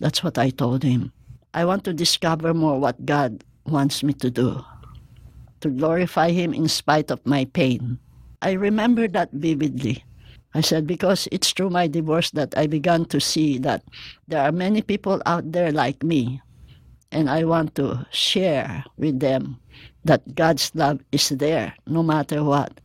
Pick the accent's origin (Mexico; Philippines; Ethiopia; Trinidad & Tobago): Philippines; moved away as an adult; now in Hawaii, United States; I grew up in the Philippines and came here as an East West Center grantee